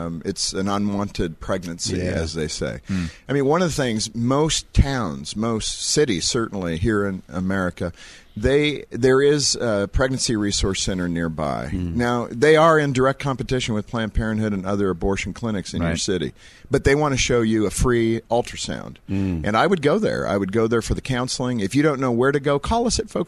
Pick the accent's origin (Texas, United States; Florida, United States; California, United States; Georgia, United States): California, United States; when I was born in California